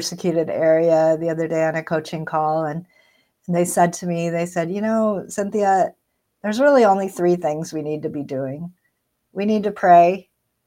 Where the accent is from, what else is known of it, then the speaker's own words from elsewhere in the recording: United States; as American Christians